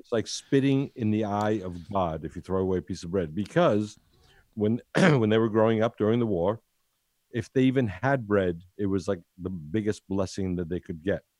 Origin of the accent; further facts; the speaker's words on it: United States; moved away as an adult; now in Italy; I was born in Ital-, Italy, went to, went to America when I was seven, then came back here after fifty years